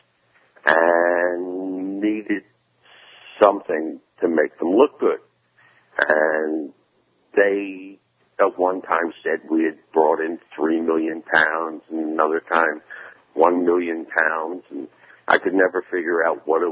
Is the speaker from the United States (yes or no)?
yes; Philadelphia, Pennsylvania, United States; moved away as an adult; also born or lived in Miami, Florida; I'm originally from Philadelphia, from South Street in Philadelphia, South Philly